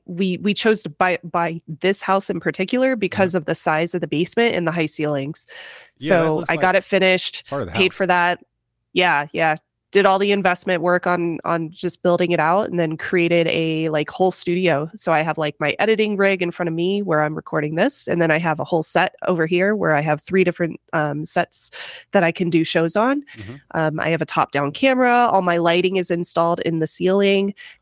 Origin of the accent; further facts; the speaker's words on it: Georgia, United States; born there; So my mom's family is from North Carolina, but I was born in Georgia.